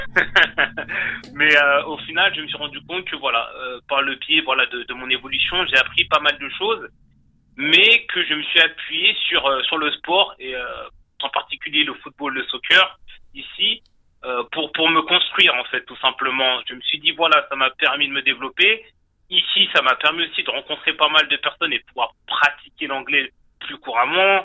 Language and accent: French; France; moved away as an adult; now in Canada; je suis originaire de France. Euh, je suis arrivé au Canada en 2013